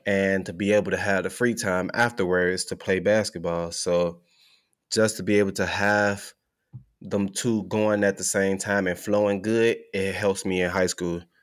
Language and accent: English; Chicago, Illinois, United States; moved away as an adult; now in Oklahoma, United States; growing up in Chicago